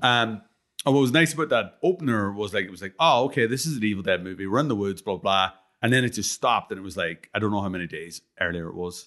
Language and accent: English; Ireland; I'm, I'm fucking Irish